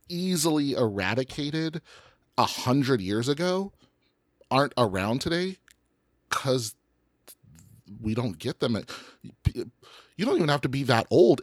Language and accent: English; Colorado, United States; I'm from Colorado